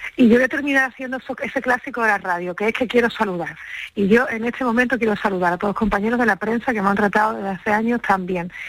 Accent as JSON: {"language": "Spanish", "region": "Andalusia", "country": "Spain", "said": "yo como andaluza"}